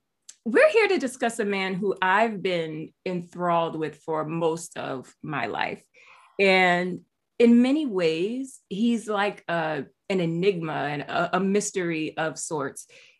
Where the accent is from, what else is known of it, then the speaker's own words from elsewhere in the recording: New York City, New York, United States; I grew up in the South Bronx in this co-op building, I guess you call it.